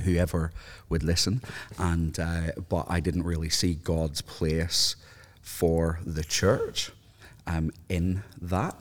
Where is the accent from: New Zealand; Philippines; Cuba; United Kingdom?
United Kingdom; Northern Ireland; I, grew up in a housing commission area in Northern Ireland